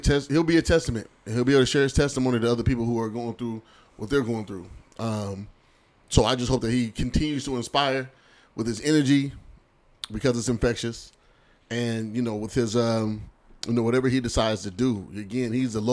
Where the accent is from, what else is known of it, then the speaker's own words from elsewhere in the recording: Seattle, Washington, United States; I'm from Seattle for real.